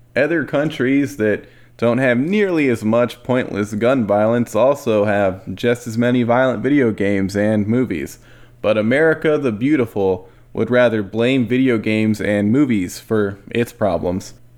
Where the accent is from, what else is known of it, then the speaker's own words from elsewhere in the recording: United States; I'm saying that as an American